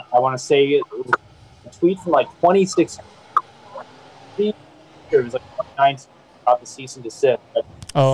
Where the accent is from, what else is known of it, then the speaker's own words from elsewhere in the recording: Vancouver, British Columbia, Canada; I'm born and raised in Vancouver, but my family's all American